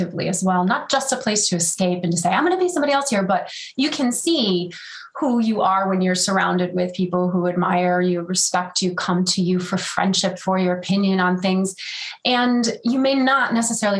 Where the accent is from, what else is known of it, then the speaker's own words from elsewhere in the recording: New York, United States; now in California, United States; I am in California, but I'm a New Yorker at heart